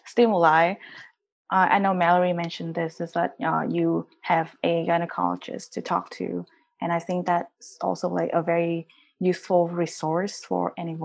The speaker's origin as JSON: {"language": "English", "country": "Vietnam", "tie": "born or raised there", "moved": "yes", "said": "I grew up in Vietnam, went to school in Vietnam"}